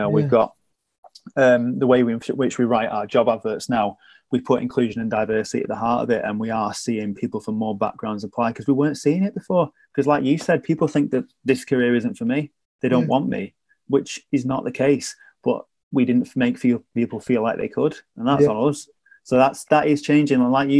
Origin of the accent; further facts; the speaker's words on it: the north of England, United Kingdom; I never felt like being a Northerner held me back. But what I will say is when I first came in, I was I was wary of my accent holding me back.